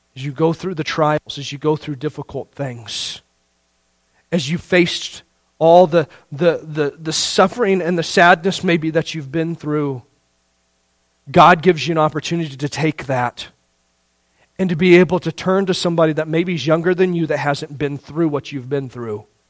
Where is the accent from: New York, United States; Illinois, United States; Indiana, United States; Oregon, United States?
Indiana, United States; growing up in Indiana